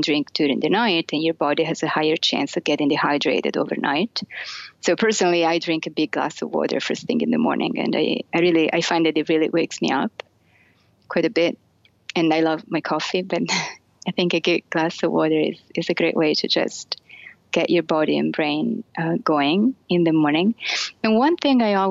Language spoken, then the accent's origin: English; Florence, Tuscany, Italy; moved away as an adult; now in United States; I grew up in Italy. and specifically in Florence